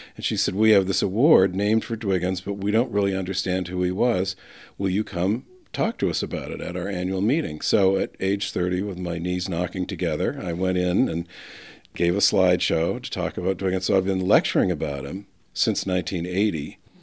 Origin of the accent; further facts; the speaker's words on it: northern New Hampshire, United States; also born or lived in Boston, Massachusetts / Hingham, Massachusetts; I went home to tell my parents about it in northern New Hampshire